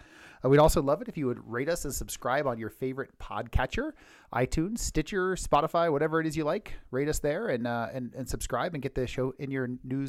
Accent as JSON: {"language": "English", "region": "California", "country": "United States", "moved": "yes", "said": "I'm from California"}